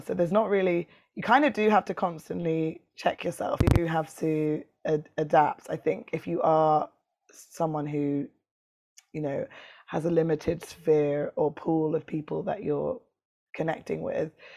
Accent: London, United Kingdom; this city where I'm from. I'm from London.

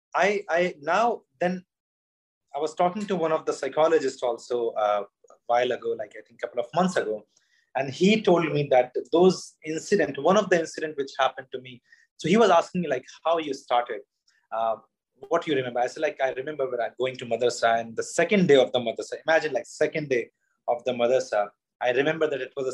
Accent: Madhya Pradesh, India; also born or lived in Sironj; I'm from Madhya Pradesh, you know, center of India

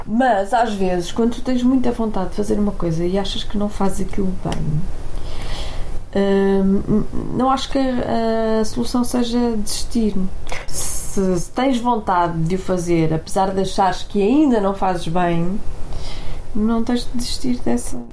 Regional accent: Porto, Norte, Portugal; now in Lisbon, Portugal; eu sou do Porto, não é? Vivo em Lisboa

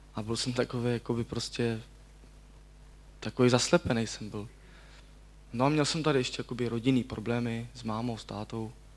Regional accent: Děčín, Ústí nad Labem Region, Czechia; pocházím z Děčína

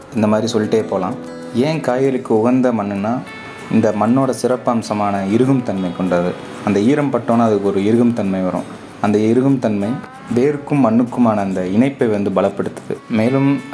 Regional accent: Sivaganga district, Tamil Nadu, India; நான் சிவகங்கை மாவட்டத்தை சேர்ந்தவன்

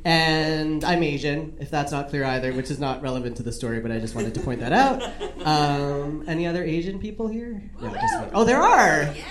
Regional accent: Canada; I just was Canadian. I'm Canadian. So I just like was raised in this world where it was like nice

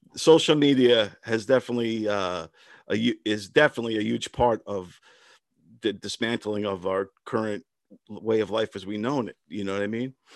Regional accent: Brentwood, New York, United States; I grew up in Brentwood, Long Island

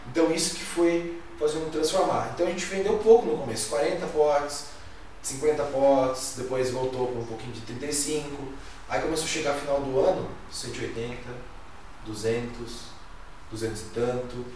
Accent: Jacareí, São Paulo, Brazil; moved away as an adult; also born or lived in Blumenau; morava do lado de Balneário Camboriú, mas o que me atraía era voltar pra Jacareí

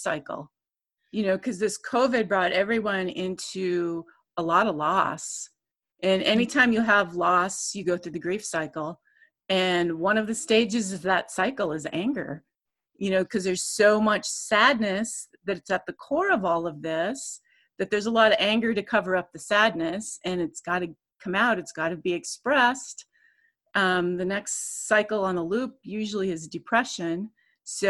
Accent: Minnesota, United States; my home state, Minnesota

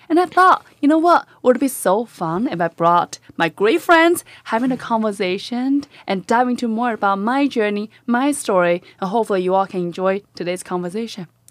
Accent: China; moved away; I am born and raised in a little tiny village in China

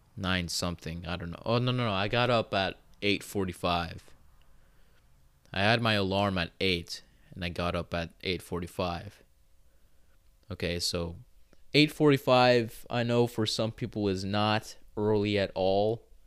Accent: United States; speaking as an American

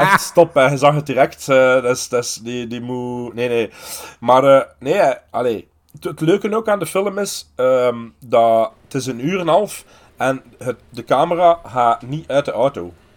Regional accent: Aalst, Flanders, Belgium; ik ben een Aalstenaar, want ik ben geboren in Aalst

